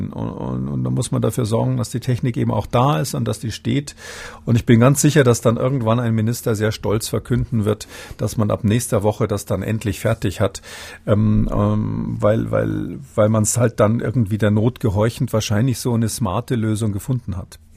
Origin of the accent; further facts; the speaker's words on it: Munich, Bavaria, Germany; now in Halle an der Saale, Germany; ich bin ursprünglich aus München, auch wenn meine Wahlheimat ja